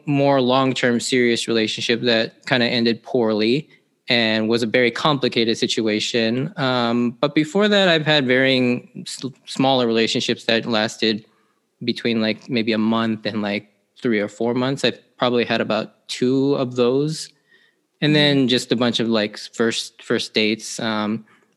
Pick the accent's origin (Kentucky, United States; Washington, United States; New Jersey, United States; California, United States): Washington, United States; Seattle; I grew up here in the Seattle area pretty much my entire life.